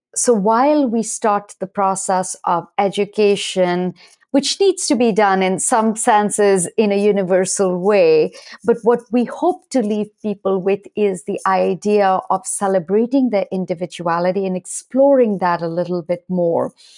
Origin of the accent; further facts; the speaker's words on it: India; moved away as an adult; now in United States; I was born and raised primarily in India in an Ayurvedic household